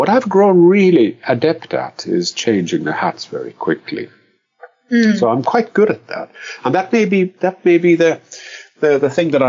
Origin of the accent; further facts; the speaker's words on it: Finland; also born or lived in Brazil; I am very much a Finn. I come from Finland, but then I'm not.